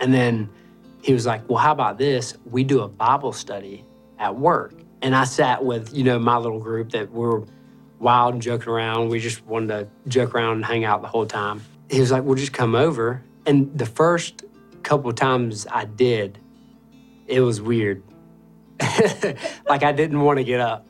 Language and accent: English; Augusta, Georgia, United States; I grew up in Augusta, Georgia, off of Boy Scout Road.